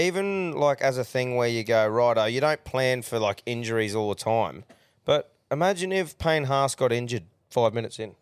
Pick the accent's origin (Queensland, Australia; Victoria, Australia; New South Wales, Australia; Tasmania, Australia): Queensland, Australia; as a Queenslander